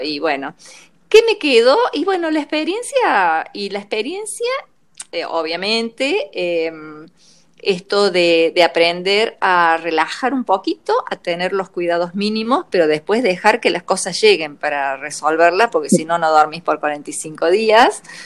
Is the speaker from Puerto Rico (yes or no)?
no; Argentina; yo soy argentina, no soy europea